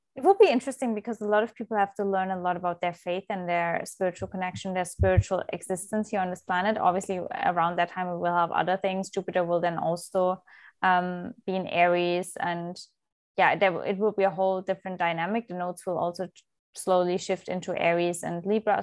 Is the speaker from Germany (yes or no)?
yes; Germany; moved away; I was, uh, born and raised in Germany